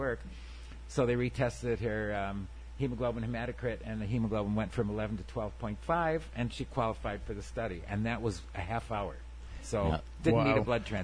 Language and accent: English; Dunkirk, New York, United States; I grew up in Dunkirk, which is 9 miles down the road